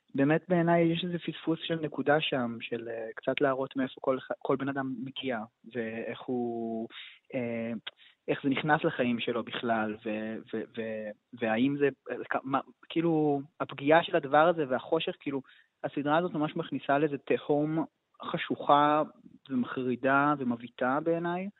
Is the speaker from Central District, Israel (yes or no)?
no; Tel Aviv, Tel Aviv District, Israel; moved away as an adult; now in Jerusalem, Israel; כשהייתי ילד מתבגר והייתי בתל אביב